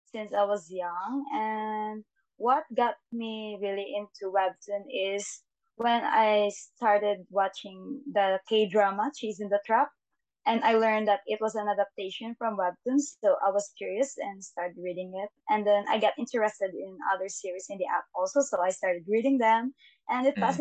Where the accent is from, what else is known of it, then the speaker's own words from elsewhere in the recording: Philippines; English is a second language; I'm from Philippines, and I'm also a civil engineering student.